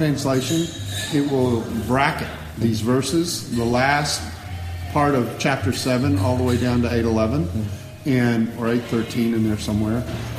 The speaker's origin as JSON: {"language": "English", "town": "Dallas", "region": "Texas", "country": "United States", "said": "I'm from Dallas, Texas, which yeah. I don't have that much of a Texas accent, but I can do it if you want."}